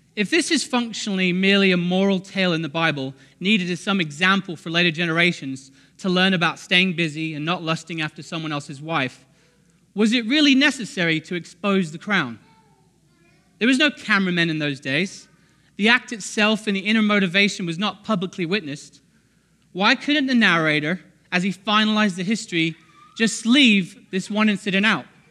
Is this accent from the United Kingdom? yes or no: yes; England, United Kingdom; now in United States; we're English